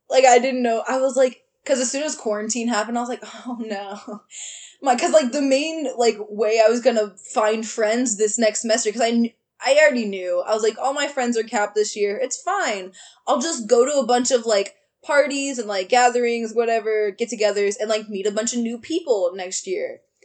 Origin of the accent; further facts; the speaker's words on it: Austin, Texas, United States; moved away as an adult; I'm gonna get away from Austin because I've been here my whole life